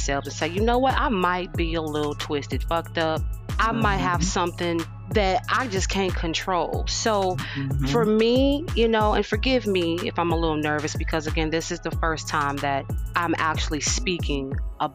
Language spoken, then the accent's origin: English; Gary, Indiana, United States; now in Houston, United States; I'm originally from Gary, Indiana